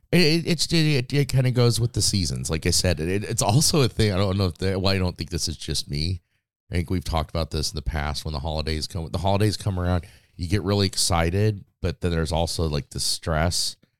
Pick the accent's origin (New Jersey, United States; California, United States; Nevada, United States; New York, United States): Nevada, United States; Las Vegas; moved away as an adult; growing up in Vegas